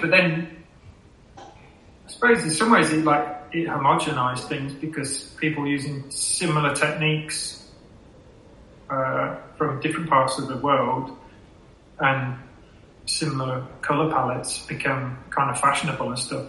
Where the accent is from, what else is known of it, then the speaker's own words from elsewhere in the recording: Leicester, East Midlands, United Kingdom; now in Sheffield, United Kingdom; before Sheffield, I, I grew up in Leicester